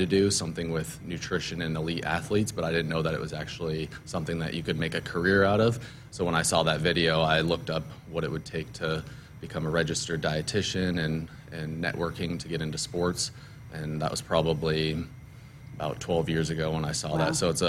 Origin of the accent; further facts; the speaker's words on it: Omaha, Nebraska, United States; moved away as an adult; also born or lived in St. Louis, Missouri; I'm originally from Omaha, Nebraska, Bennington area. Went to Burke High School. I actually left and went to St. Louis University and was out there in St. Louis for about 8 years.